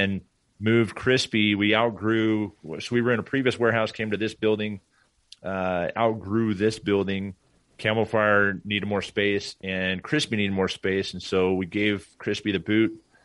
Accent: Portland, Oregon, United States; moved away; I grew up in Portland, Oregon.

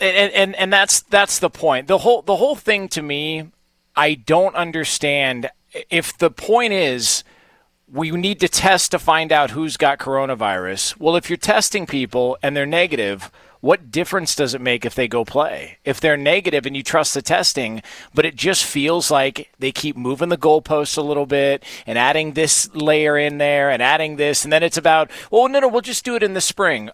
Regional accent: Southern California, United States; I, I grew up in Southern California

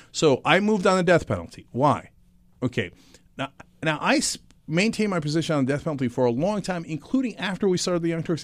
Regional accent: East Brunswick, New Jersey, United States; born or raised there; also born or lived in Istanbul, Turkey

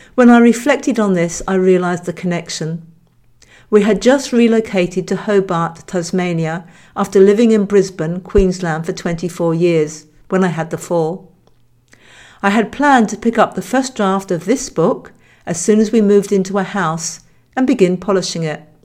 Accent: Hampshire, South East England, United Kingdom; I grew up in Hampshire, England

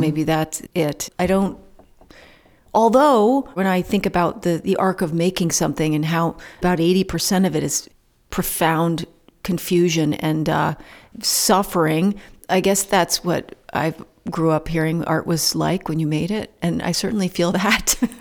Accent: Calais, Vermont, United States; This town, where I live in Callis, is very different from Marshfield, which is the town next door. It's very different. I'm from Callis, I'm not from Marshfield.

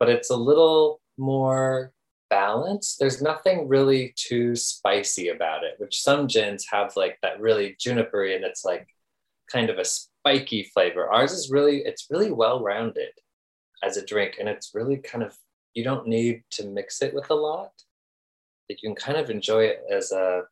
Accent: Flagstaff, Arizona, United States; moved away as an adult; also born or lived in New York / Europe; now in Tucson, United States; I grew up in Flagstaff and now I live in Tucson, but I lived in New York for a long time, in Europe as well

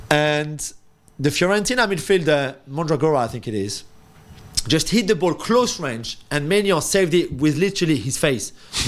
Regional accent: Paris, Île-de-France, France; now in London, United Kingdom; I said, London. I'm from Paris.

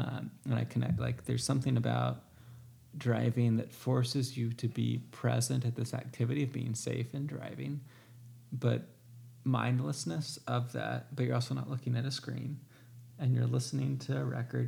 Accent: Southern United States, United States; it's like I'm from the South and you're from the Northeast.

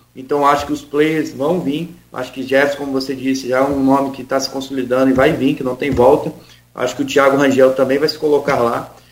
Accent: Campos dos Goytacazes, Rio de Janeiro, Brazil; moved away as an adult; now in Rio de Janeiro, Brazil; sou de Saturnino Braga, eu vivi lá, só saí de lá para ir embora agora

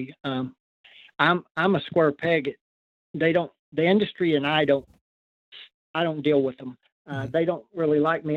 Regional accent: Oklahoma, United States; in my home state, Oklahoma

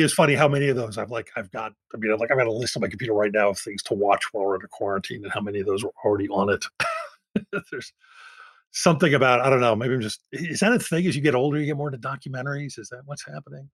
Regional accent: United States; I'm I'm so American

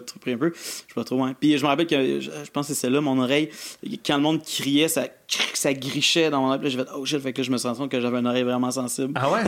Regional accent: Granby, Quebec, Canada; born or raised there

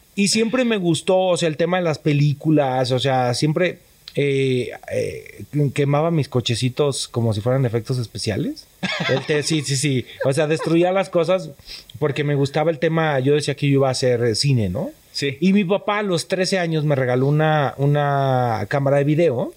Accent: Tepatitlán de Morelos, Jalisco, Mexico; moved away as an adult; nací en Tepatitlán de Morelos, Jalisco

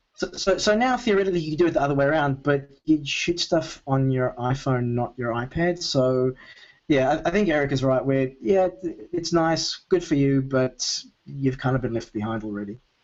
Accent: Melbourne, Victoria, Australia; Melbourne, uh, where I normally live

